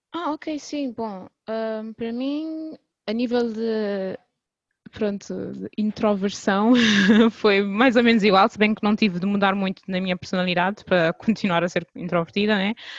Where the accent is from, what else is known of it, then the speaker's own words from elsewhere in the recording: Cape Verde; sou, sou cabo-verdiana